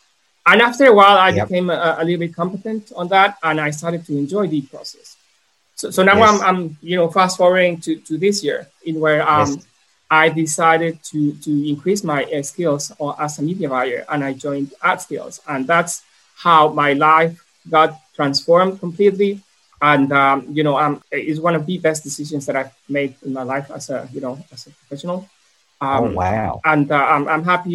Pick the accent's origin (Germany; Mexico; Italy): Mexico; also born or lived in Brisbane, Australia; I'm from Mexico. I came back to Mexico.